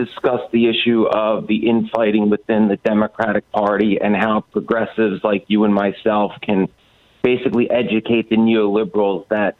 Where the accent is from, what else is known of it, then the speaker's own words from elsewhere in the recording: Rust Belt, United States; I'm from the Rust Belt